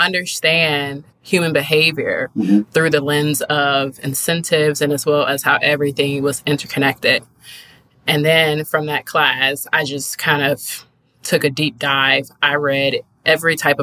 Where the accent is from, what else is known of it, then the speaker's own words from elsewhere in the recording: Riverdale, Georgia, United States; where I'm from Riverdale, Georgia